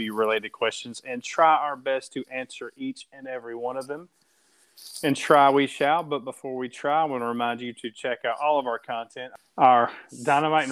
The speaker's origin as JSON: {"language": "English", "country": "United States", "said": "I'm American."}